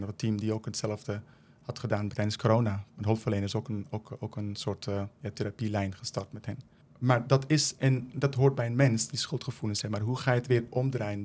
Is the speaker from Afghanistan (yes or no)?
yes; Afghanistan; also born or lived in Netherlands; now in Leerdam, Netherlands; Ik kom zelf uit Afghanistan